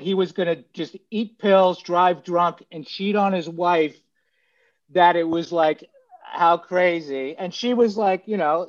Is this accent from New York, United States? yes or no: yes; New York City, New York, United States; moved away as an adult; now in Los Angeles, United States; I grew up on Staten Island.